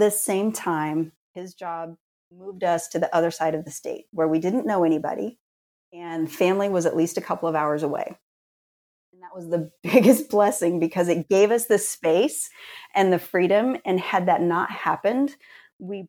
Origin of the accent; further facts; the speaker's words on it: rural Indiana, United States; also born or lived in Kentucky; I was born in Kentucky and grew up in rural Indiana